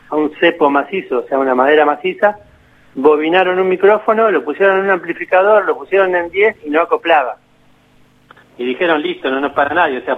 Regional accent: Argentina; yo toco esa guitarra, yo soy el, segundo argentino que toca esa guitarra.

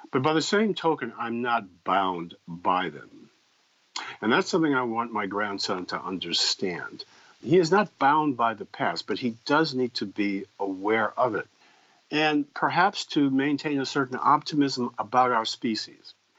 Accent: Evanston, Illinois, United States; I was raised in Evanston, Illinois

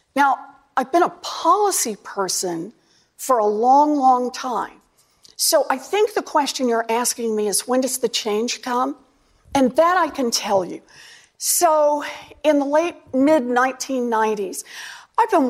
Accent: Oklahoma, United States; moved away; I grew up out in Oklahoma

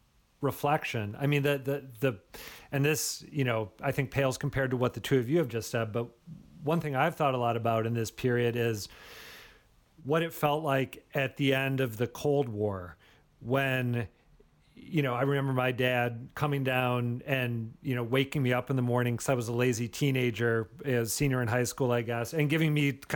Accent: United States; as an American

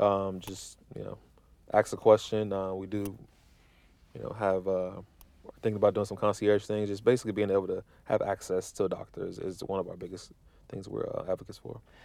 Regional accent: Midwest, United States; moved away; growing up in the Midwest

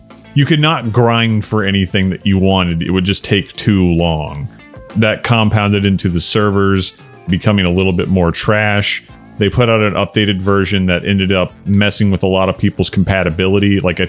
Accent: the South, United States; Listen, I'm from the South.

